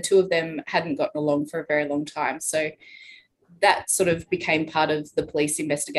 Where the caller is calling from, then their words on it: Darwin, Northern Territory, Australia; I'm in Darwin.